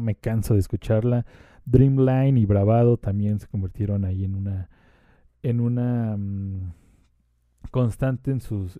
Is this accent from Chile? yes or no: no; Mexico; como mexicano y como latinoamericano